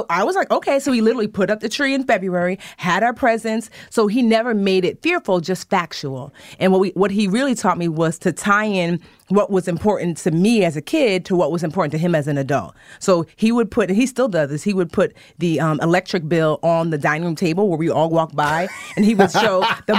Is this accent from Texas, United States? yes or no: no; New Jersey, United States; born there; so both my parents were born in Nigeria and I was born here in Jersey.